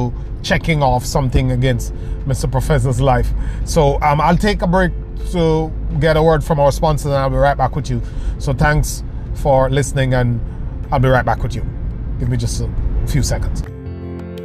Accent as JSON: {"language": "English", "country": "Jamaica", "moved": "yes", "said": "I was still in Jamaica, living in Jamaica. I'm originally Jamaican"}